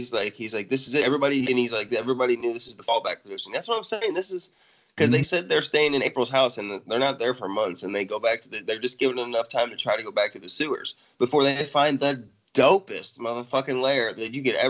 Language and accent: English; Illinois, United States; I'm from Illinois.